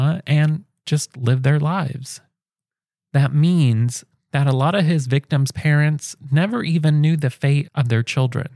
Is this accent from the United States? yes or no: yes; Indiana, United States; I come from Indiana, where cooking with olive oil is fancy